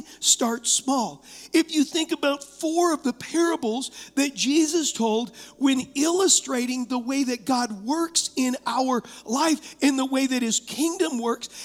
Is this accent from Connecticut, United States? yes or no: no; Huntington Beach, California, United States; I was raised in Huntington Beach